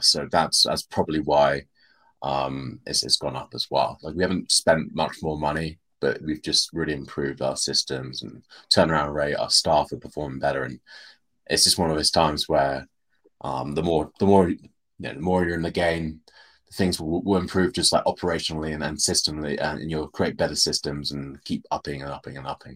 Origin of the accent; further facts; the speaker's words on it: United Kingdom; we're, we're British English